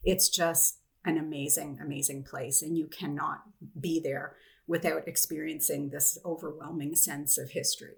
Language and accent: English; Canada; being Canadian